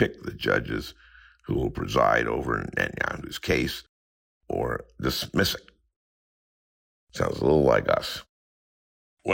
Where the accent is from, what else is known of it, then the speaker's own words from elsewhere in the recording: St. Louis Park, Minnesota, United States; I did grow up in a suburb of Minneapolis, St. Louis Park